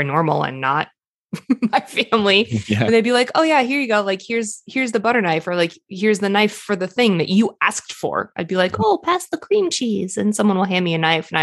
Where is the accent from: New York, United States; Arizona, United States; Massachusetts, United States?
Massachusetts, United States; Boston; I grew up in Boston